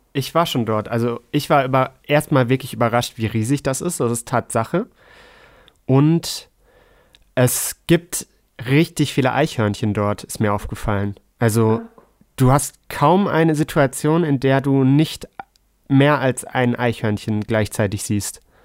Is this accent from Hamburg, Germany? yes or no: yes; Hamburg, Germany; als Hamburger